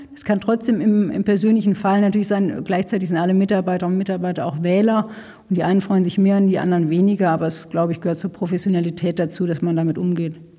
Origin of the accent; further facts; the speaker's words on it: North Rhine-Westphalia, Germany; now in Berlin, Germany; Ich komme aus, außerdem aus Nordrhein-Westfalen, da ist äh, da aus einem kleinen Ort